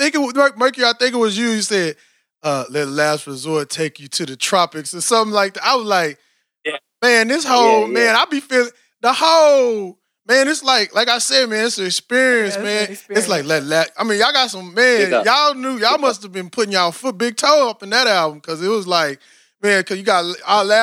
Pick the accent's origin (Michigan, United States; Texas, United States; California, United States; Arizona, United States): Texas, United States; Austin; I'm from Austin, she from Houston.